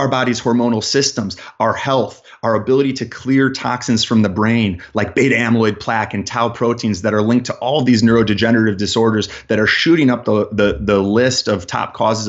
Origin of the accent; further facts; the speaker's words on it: Chicago, Illinois, United States; I'm a man that was born and raised in Chicago in the Midwest.